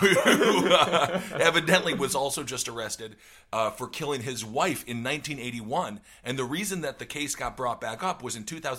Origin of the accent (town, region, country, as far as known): United States